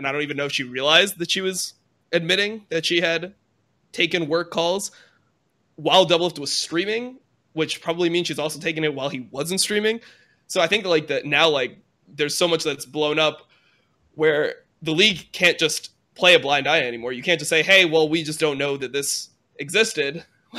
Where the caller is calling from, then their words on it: Santa Monica, California, United States; I'm calling from Santa Monica.